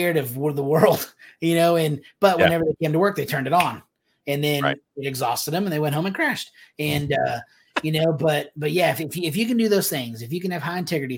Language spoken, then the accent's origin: English; Texas, United States; moved away as an adult; also born or lived in Alabama / Georgia / Phoenix, Arizona; coming back to Texas after 8 years allows us to solidify that because this is home. This is where our friends are